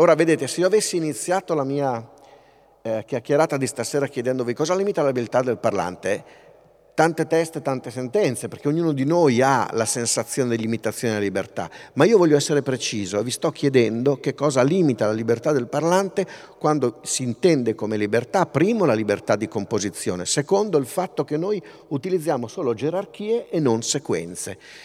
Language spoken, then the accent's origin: Italian; Pavia, Lombardy, Italy; io sono di Pavia